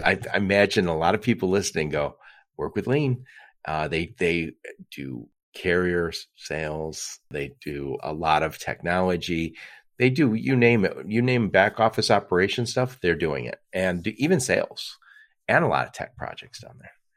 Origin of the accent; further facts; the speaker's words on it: Detroit, Michigan, United States; I'm from Detroit